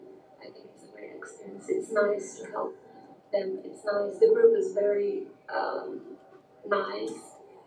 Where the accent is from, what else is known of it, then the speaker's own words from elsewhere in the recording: Brazil; English is a second language; moved away as an adult; now in United States; I speak German. I come from Brazil. I'm here in the United States since